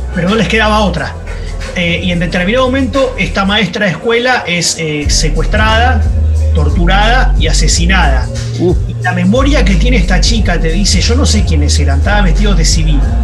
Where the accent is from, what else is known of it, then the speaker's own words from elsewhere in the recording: Argentina; como buen argentino